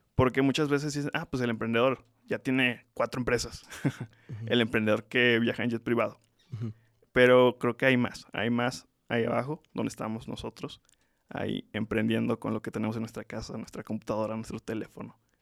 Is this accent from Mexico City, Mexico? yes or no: no; Tlaxcala, Mexico; Nací en Tlaxcala